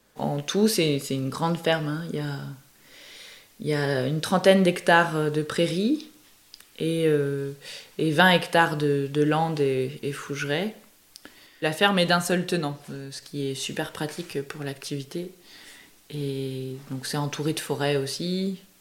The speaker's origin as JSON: {"language": "French", "region": "Brittany", "country": "France", "tie": "born or raised there", "moved": "yes", "said": "Je suis originaire de Bretagne"}